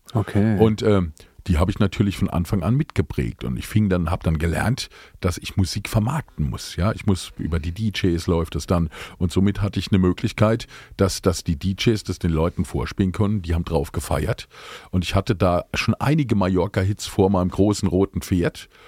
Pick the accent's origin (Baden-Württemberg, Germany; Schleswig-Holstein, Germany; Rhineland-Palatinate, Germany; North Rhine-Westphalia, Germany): Rhineland-Palatinate, Germany; Speyer; ich bin gebürtiger Speirer